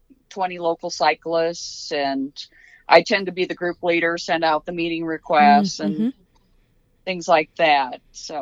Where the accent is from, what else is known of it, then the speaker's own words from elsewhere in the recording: Waverly, Iowa, United States; I'm from Northeast Iowa, a small town called Waverly, Iowa.